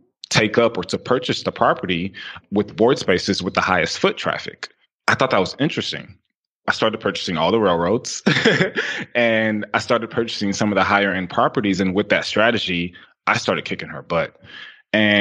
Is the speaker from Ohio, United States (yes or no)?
no; Houston, Texas, United States; I'm from Houston, Texas